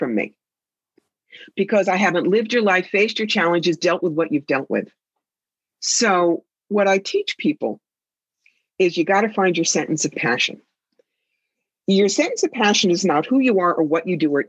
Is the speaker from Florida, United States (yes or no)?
no; New York, United States; I am a New Yorker